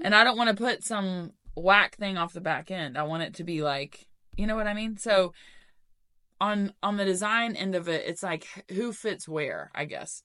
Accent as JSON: {"language": "English", "town": "Knoxville", "region": "Tennessee", "country": "United States", "tie": "born or raised there", "said": "I'm from West Knox, not from Farragut. I went to West High School"}